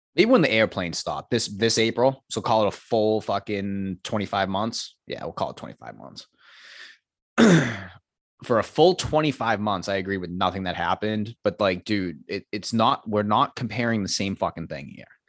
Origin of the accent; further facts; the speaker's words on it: Medford, Massachusetts, United States; moved away as an adult; now in Milton, United States; I grew up in Medford, I live in Milton now